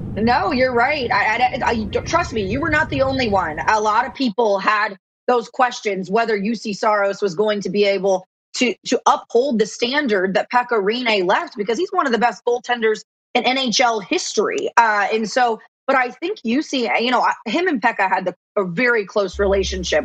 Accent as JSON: {"language": "English", "town": "Columbus", "region": "Ohio", "country": "United States", "tie": "born or raised there", "also_born_or_lived": "Manhattan, New York / North Carolina", "moved": "yes", "lives_now": "Nashville, United States", "said": "I was born and raised in Columbus, Ohio, and actually lived in Manhattan for a little bit"}